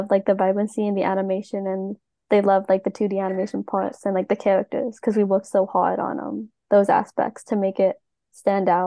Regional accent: Long Island, New York, United States; now in New York City, United States; I was raised on Long Island, New York

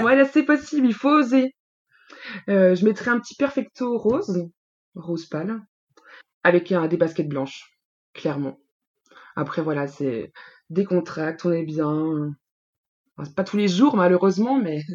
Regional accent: Bourgogne-Franche-Comté, France; moved away as an adult; now in Île-de-France, France; J'habite en Ile-de-France depuis 6 ans. Je suis originaire de la Franche-Comté.

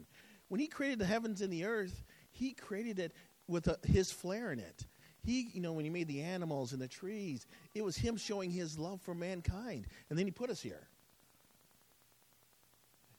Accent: Wisconsin, United States; I grew up in Wisconsin

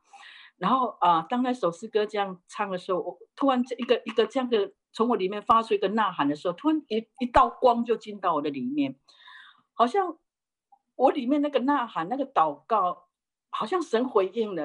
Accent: Taiwan; moved away as an adult; also born or lived in Japan; 我是在台湾，呃，土生土长哈，那个嗯。呃，虽然祖籍是福建哈，但是好几代就移民到台湾去。然后我在，生在台湾的乡下，我是一个，呃，呃，家族就是我们代，代是拜偶像的

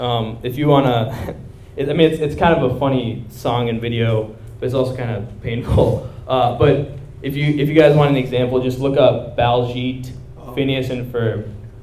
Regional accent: India; I'm Indian too

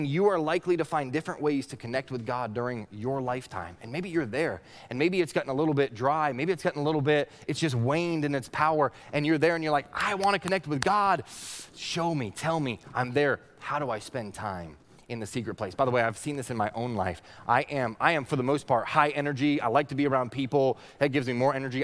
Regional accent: Northeast Kingdom of Vermont, United States; When I was a kid, I grew up in the Northeast Kingdom of Vermont

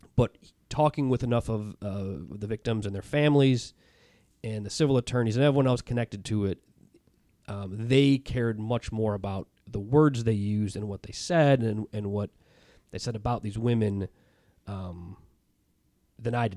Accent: Chicago, Illinois, United States; moved away as an adult; a friend I grew up with in Chicago

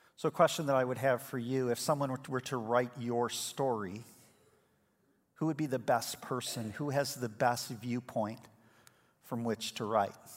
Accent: Elmhurst, Illinois, United States; We were born in the same hospital in Elmhurst, Illinois

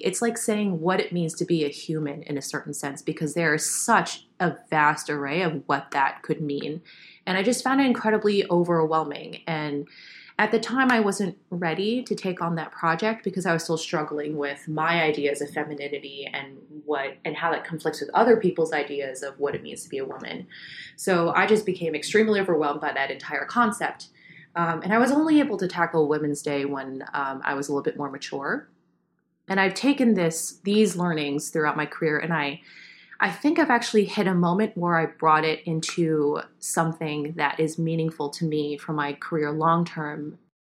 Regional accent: New York, United States; I grew up Asian American in New York

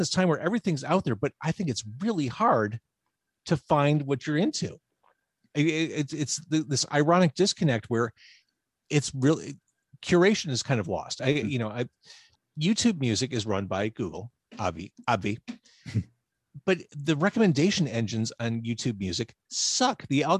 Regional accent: Chicago, Illinois, United States; I was born Edgewater Hospital in Rogers Park.

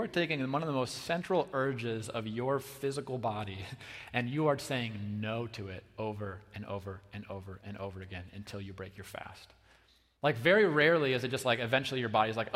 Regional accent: United States; American Christians

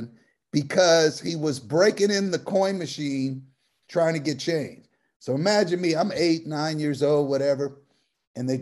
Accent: Oakland, California, United States; when you were Black growing up in Oakland

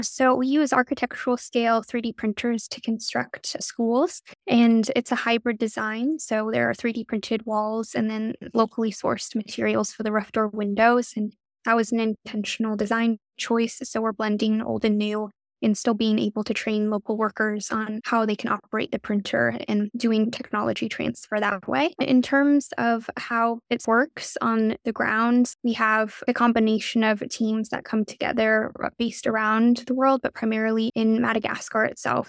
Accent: United States; also born or lived in China; I definitely had more opportunities being able to grow up in the U S

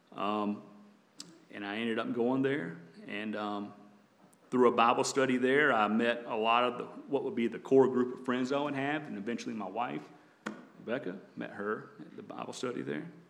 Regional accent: the South, United States; also born or lived in North Carolina; growing up in the South

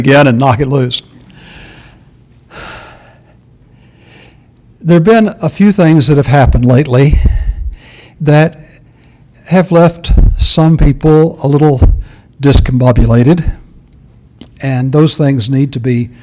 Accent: Texas, United States; moved away; El Paso, Texas? As my home state, not my home city, but my home state

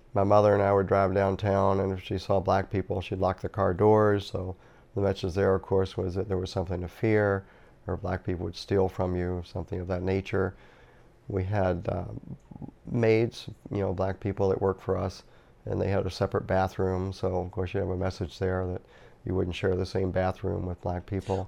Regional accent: Norfolk, Virginia, United States; moved away as an adult; I was born in nineteen forty-five and grew up in Norfolk, Virginia. That was my hometown

